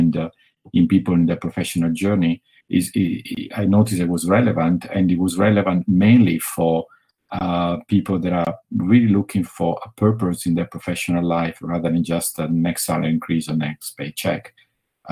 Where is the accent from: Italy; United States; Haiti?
Italy; accent: Italian; English is a second language; I'm from Italy, which you got it from my accent by now